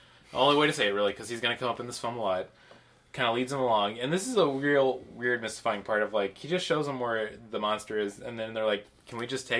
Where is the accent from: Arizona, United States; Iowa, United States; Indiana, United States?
Indiana, United States; Munster; I was born in Munster, Indiana.